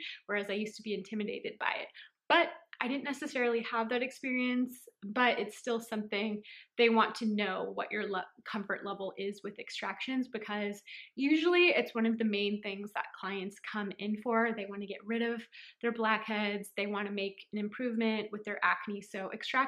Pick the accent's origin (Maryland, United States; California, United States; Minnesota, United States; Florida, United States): California, United States; San Francisco; I'm from San Francisco, California